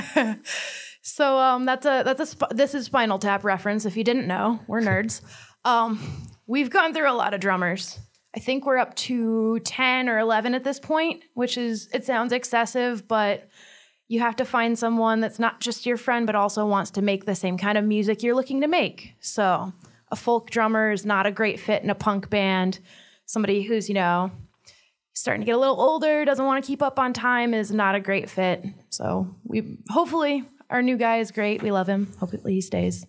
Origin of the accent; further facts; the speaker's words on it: Detroit, Michigan, United States; now in Fort Wayne, United States; Well, I'm originally from Detroit